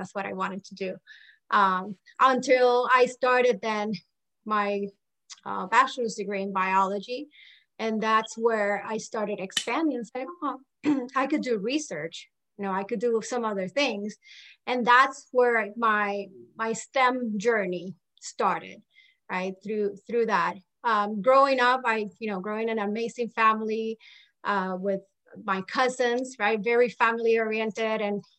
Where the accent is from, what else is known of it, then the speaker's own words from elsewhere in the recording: Puerto Rico; moved away as an adult; also born or lived in Maryland; now in Florida, United States; I was born and raised in Puerto Rico